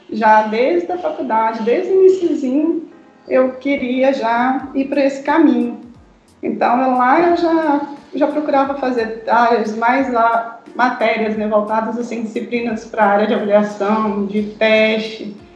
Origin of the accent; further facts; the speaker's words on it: Minas Gerais, Brazil; Certo, eu sou mineira, sim.